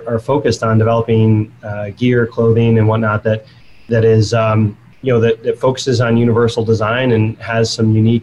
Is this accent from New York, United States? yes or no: yes; Buffalo, New York, United States; I grew up in Buffalo, New York, the outside of Buffalo